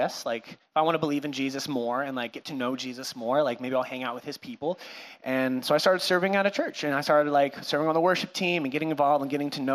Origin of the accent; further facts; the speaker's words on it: Cashmere, Washington, United States; also born or lived in California; now in Whatcom County, United States; I was born in California. I lived there for like 5 seconds, and then my parents moved our family up to Washington, where my mom was from. I grew up in Kashmir